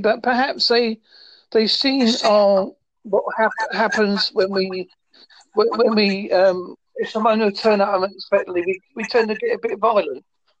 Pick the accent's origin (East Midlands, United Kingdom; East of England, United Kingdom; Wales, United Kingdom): East of England, United Kingdom; Essex; accent: Essex, Devon; moved away as an adult; now in Devon, United Kingdom; I'm very much an English person. I have an Essex, Devon accent.